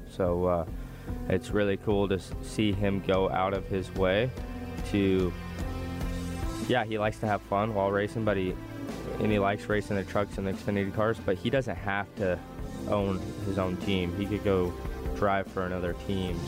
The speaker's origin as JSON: {"language": "English", "town": "Las Vegas", "region": "Nevada", "country": "United States", "said": "I'm from Las Vegas"}